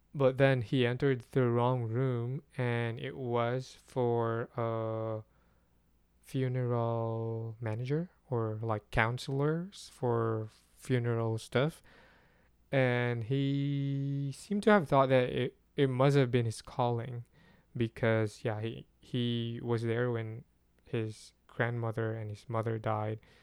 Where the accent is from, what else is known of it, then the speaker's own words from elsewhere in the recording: Philippines; as a Filipino